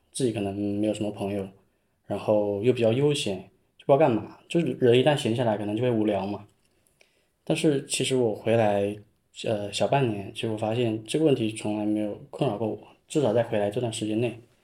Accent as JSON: {"language": "Chinese", "town": "Zhouning", "region": "Fujian", "country": "China", "tie": "born or raised there", "also_born_or_lived": "Shenzhen", "moved": "as an adult", "said": "因为土生土长这边我更想说留住"}